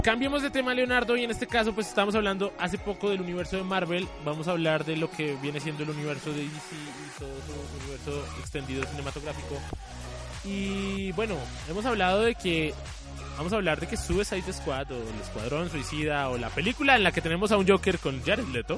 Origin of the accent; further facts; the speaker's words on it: Colombia; nosotros pues somos colombianos